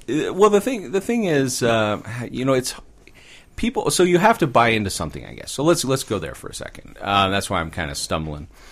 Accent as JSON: {"language": "English", "area": "Orange County", "region": "California", "country": "United States", "tie": "born or raised there", "moved": "yes", "said": "I'm an orange caddy kid. I grew up down there, uh, for, for the first part of my life"}